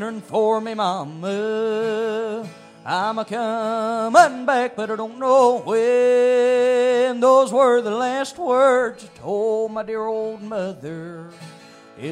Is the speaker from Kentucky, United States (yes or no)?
yes; Grayson, Kentucky, United States; I'm Kentucky born and bred